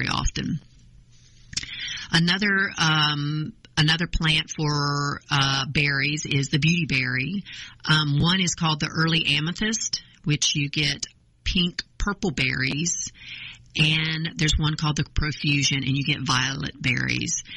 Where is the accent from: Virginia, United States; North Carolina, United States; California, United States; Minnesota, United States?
North Carolina, United States; now in Georgia, United States; I'm originally from North Carolina, which this is where I acquired this charming accent, and I've lived in Georgia since 1982.